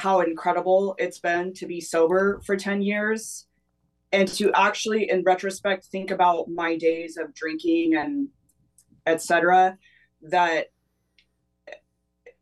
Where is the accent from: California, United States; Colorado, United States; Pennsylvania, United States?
California, United States; Atascadero; now in Los Angeles, United States; I grew up on the central coast of California. So Atascadero